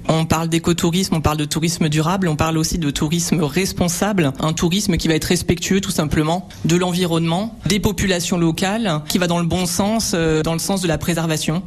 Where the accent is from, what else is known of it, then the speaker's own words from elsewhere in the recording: Normandy, France; now in Aubignan, France; moi je suis pas d'ici, je suis normande.